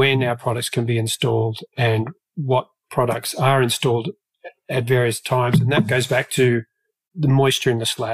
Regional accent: Australia; moved away as an adult; now in Dallas, United States; I'm a little bit further South

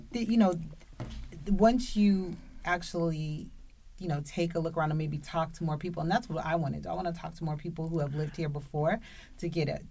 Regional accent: Boston, Massachusetts, United States; now in Rhode Island, United States; when I was growing up in Boston, before I lived in Rhode Island

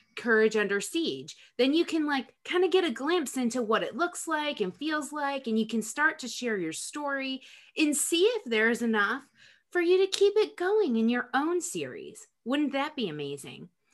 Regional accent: Rochester, New York, United States; now in North Carolina, United States; I'm from Rochester, New York.

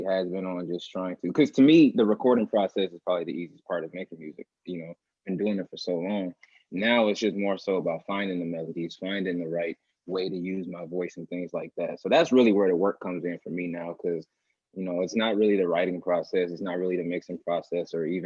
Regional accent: Milwaukee, Wisconsin, United States; also born or lived in Minneapolis, Minnesota; I've been here in Milwaukee since I was six years old. So, you know, I wasn't born here, but I was raised here for sure

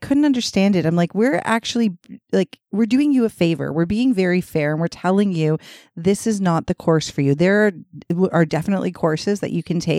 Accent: Canada; I am French Canadian

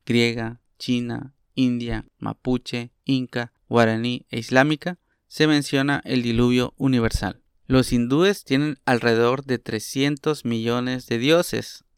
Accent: Mexico; lo que nos toca a nosotros como mexicanos

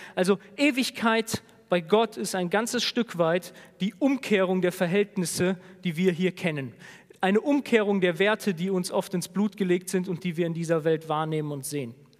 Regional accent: Germany; als Deutsche

